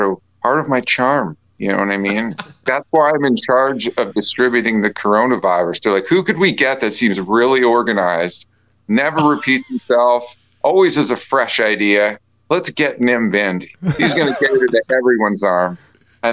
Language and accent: English; Canada; being Canadian